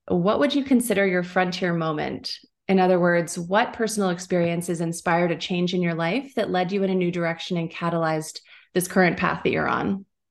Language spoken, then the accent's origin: English; United States; I grew up in the United States